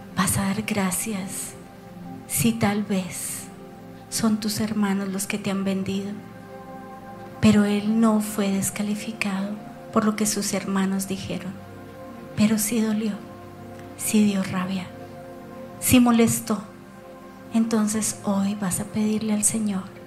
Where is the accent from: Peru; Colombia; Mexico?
Colombia; como colombiana.